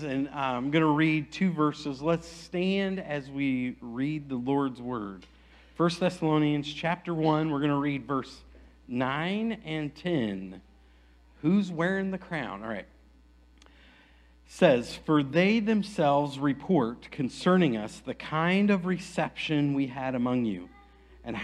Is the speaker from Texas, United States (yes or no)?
yes; Aledo, Texas, United States; I'm from Aledo